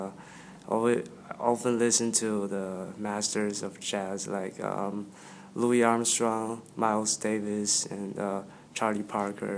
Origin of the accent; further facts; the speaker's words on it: Beijing, China; moved away as an adult; I'm from Beijing